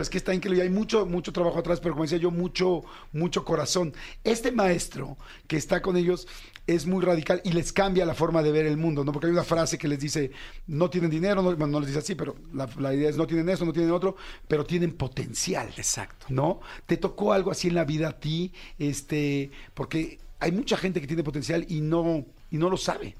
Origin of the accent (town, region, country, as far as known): Mexico